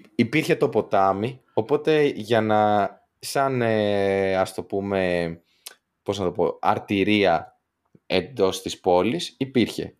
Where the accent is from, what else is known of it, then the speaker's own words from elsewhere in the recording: Western Greece, Greece; now in Santiago, Chile; όσοι είμαστε από Δυτική Ελλάδα, τίποτα Γιάννενα, Πάτρα και τέτοια